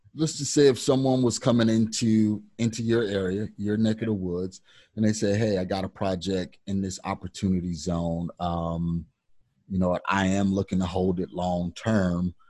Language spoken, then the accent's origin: English; Kankakee, Illinois, United States; my hometown, which is Kankakee, Illinois